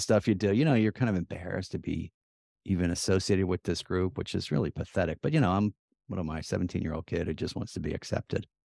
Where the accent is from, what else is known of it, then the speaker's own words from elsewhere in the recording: Plymouth Meeting, Pennsylvania, United States; When we were growing up in Plymouth Meeting, our big field trip was Independence Hall